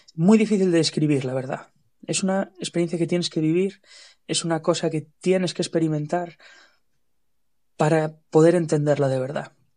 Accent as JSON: {"language": "Spanish", "town": "Ferrol", "region": "Galicia", "country": "Spain", "said": "soy gallego, soy de Ferrol"}